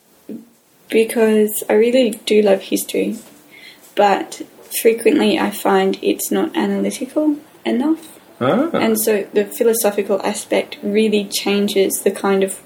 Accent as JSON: {"language": "English", "country": "Australia", "said": "I'm Australian English."}